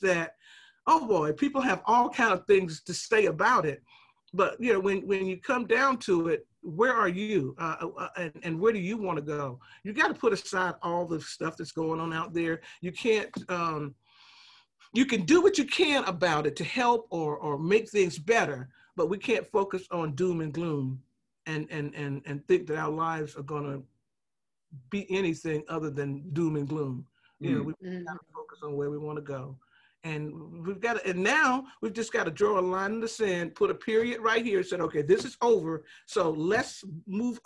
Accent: the South, United States; We're from the South, so that's a Southern word

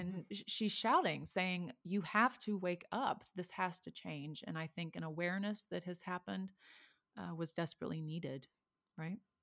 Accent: Texas, United States; moved away; I'm from Texas

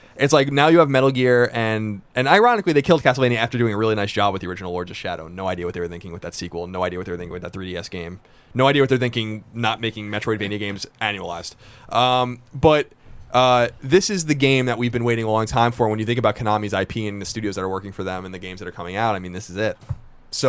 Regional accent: Long Island, New York, United States; I'm from Long Island

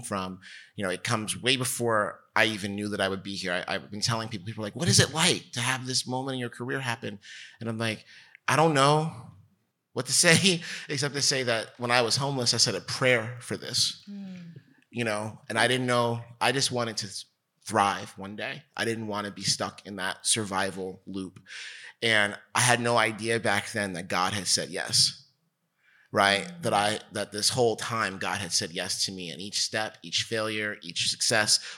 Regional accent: New Jersey, United States; I'm from New Jersey. I'm Bridge and Channel. For sure, you know, and I'm from the New York side of New Jersey, and we grew up

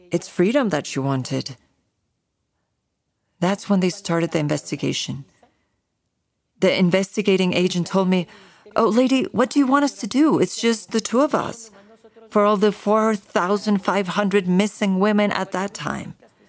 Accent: Ciudad Juárez, Chihuahua, Mexico; I'm originally from Ciudad Juárez, Chihuahua

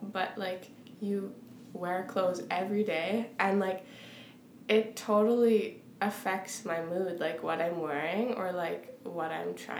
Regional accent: Weyburn, Saskatchewan, Canada; I come from Weyburn

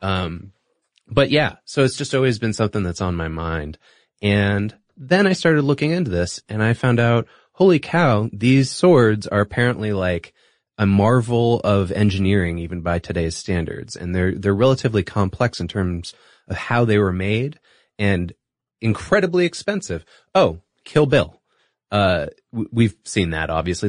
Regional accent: Singapore; moved away; I grew up in Singapore

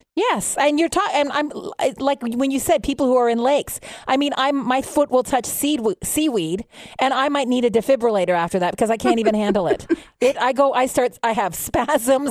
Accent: Montreal, Quebec, Canada; now in Ottawa, Canada; I'm from Montreal. I'm a former Montreal Canadiens fan. I moved to Ottawa

